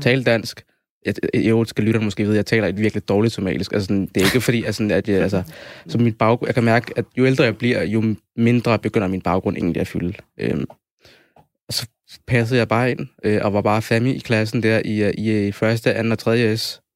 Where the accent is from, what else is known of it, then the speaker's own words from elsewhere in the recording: Copenhagen, Capital Region of Denmark, Denmark; jeg er født og opvokset her i København.